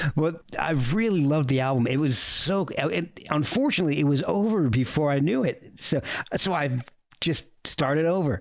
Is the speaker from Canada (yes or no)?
no; New Jersey, United States; Princeton University was was not too far from where I grew up in New Jersey